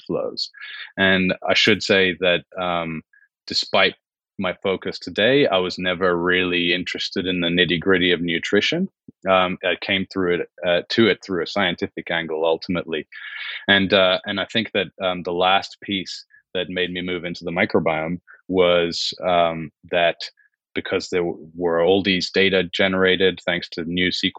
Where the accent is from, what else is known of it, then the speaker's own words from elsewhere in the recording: Switzerland; also born or lived in United Kingdom; now in Geneva, Switzerland; I grew up in Switzerland.